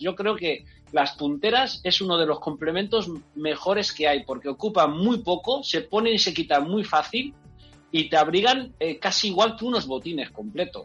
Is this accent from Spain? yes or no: yes; Enguera, Valencian Community, Spain; yo soy de Enguera